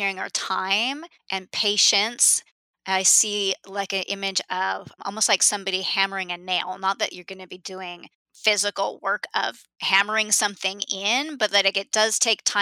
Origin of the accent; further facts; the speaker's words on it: Southern California, United States; I grew up in Southern California and have been to Disneyland hundreds of times.